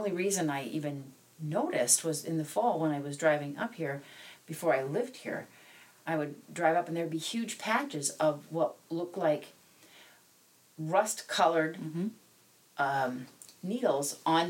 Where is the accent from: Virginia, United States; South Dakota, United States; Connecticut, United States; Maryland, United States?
South Dakota, United States; now in Minnesota, United States; I was raised in South Dakota